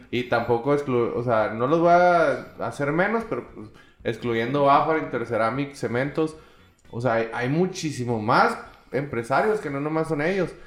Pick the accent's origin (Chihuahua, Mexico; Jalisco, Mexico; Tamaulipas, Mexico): Chihuahua, Mexico; Yo siento que en Chihuahua nos falta eso el apoyarnos como, como, como mexicanos en realidad, o sea, apoyarse como personas y crecer.